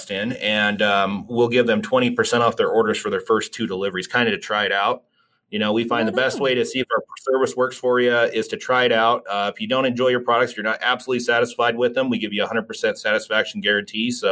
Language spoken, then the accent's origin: English; Idaho Falls, Idaho, United States; moved away as an adult; also born or lived in Boise; now in Salt Lake City, United States; growing up in Idle Falls